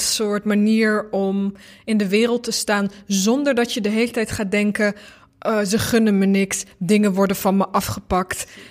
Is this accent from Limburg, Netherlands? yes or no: yes; Limburg, Netherlands; also born or lived in Bosnia; voormalig Joegoslavische Limburger